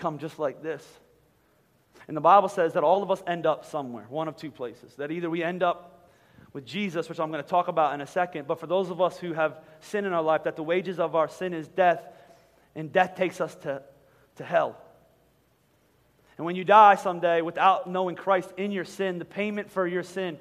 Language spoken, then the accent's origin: English; Philadelphia, Pennsylvania, United States; we're from Philadelphia.